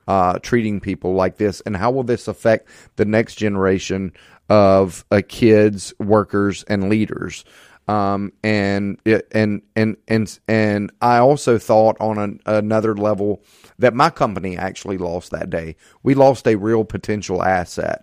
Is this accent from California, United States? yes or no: no; Hattiesburg, Mississippi, United States; I'm a native Mississippian. I was born and raised in Hattiesburg